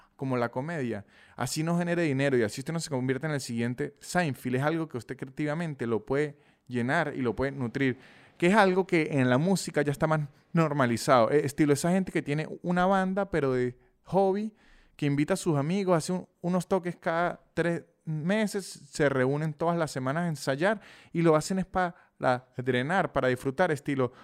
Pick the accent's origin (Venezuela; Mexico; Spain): Venezuela; San Cristóbal, Táchira; yo soy de San Cristóbal, una ciudad pequeña de Venezuela